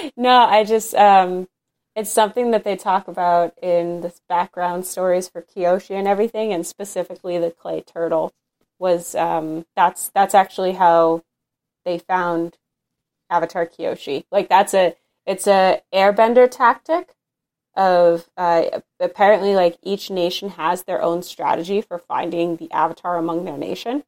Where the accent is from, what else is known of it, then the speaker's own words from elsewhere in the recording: Northeast, United States; I'm from the Northeast in, in America